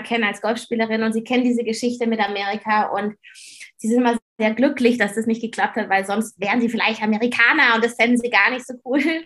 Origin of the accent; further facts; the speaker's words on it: Germany; bei uns in Deutschland